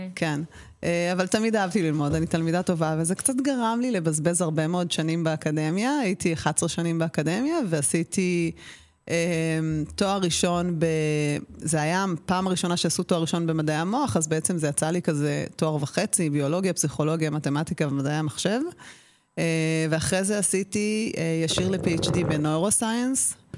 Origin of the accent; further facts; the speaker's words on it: Israel; אני גדלתי במושב ובקיבוץ